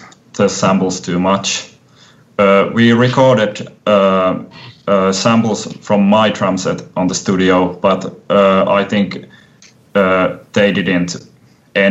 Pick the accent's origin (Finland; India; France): Finland; Kokkola, Central Ostrobothnia; moved away; Kokkola, my hometown